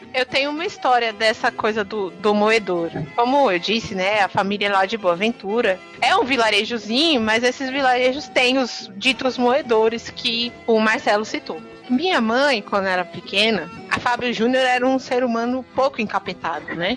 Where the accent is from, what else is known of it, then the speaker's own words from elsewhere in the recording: Northeast Region, Brazil; eu sou do Nordeste